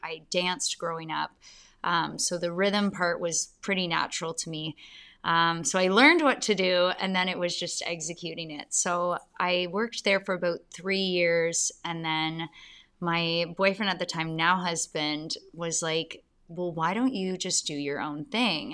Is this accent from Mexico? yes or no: no; London, Ontario, Canada; also born or lived in Calgary / Waterloo / Toronto; I was born in Calgary, but I grew up in London.